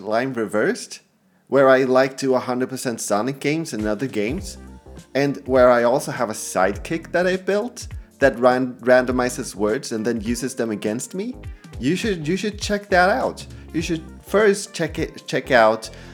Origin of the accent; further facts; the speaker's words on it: Sweden; English is a second language; English is my second language, I'm Swedish